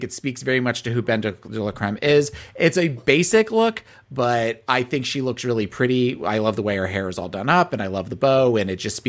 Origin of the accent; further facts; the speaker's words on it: New Jersey, United States; my youth growing up in Kmart's in South Jersey